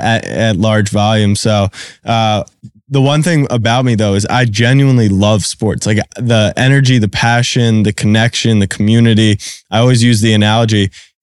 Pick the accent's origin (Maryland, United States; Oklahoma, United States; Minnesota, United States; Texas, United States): Maryland, United States; Baltimore; now in New York, United States; I grew up in Baltimore